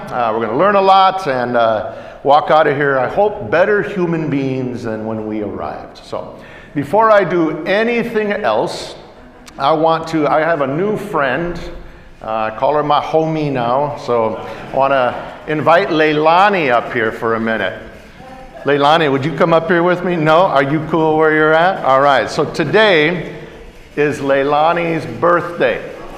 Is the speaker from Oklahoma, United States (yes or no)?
no; Yakama Nation, Washington, United States; we're from the Yakima Nation